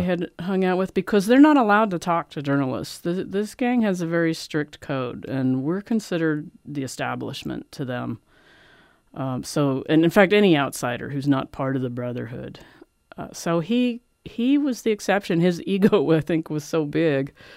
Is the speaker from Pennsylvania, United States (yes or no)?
yes; Philadelphia, Pennsylvania, United States; moved away; I'm from Philadelphia. I grew up around the mafia.